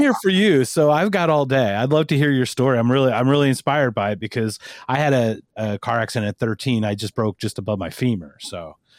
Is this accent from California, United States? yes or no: no; Philadelphia, Pennsylvania, United States; I'm from Philadelphia.